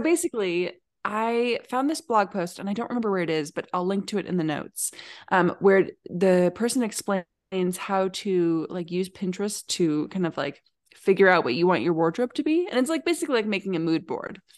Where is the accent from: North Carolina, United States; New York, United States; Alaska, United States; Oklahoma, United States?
Alaska, United States; now in Oregon, United States; I grew up in Alaska